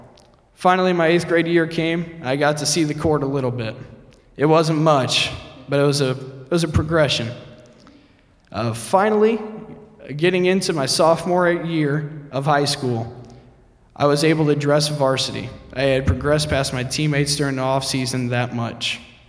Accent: Fort Wayne, Indiana, United States; born there; also born or lived in Oceanside, California / Maryland; My journey dates back to January 6, 1995, where I was born in Fort Wayne, Indiana. My father was a Marine, and a few years after my birth, we moved to Oceanside, California, on another military base.

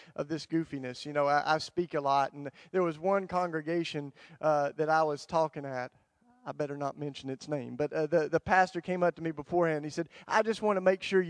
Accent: the Bible Belt, United States; I grew up in the Bible Belt where we had a lot of words with our Christianity

